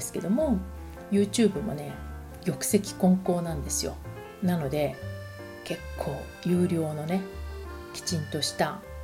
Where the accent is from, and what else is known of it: Japan; moved away